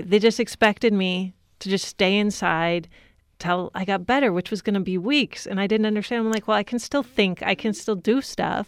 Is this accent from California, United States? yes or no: yes; California, United States; moved away as an adult; also born or lived in Latvia; Growing up in California